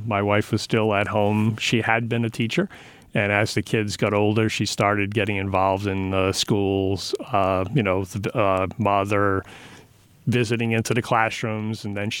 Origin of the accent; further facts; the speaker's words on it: Pawtucket, Rhode Island, United States; also born or lived in New Jersey; Okay, I'll do that. Because I grew up in Rhode Island.